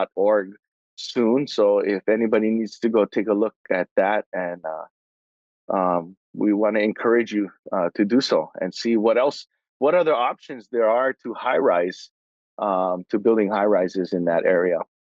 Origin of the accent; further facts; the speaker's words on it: Hawaii, United States; I am Hawaiian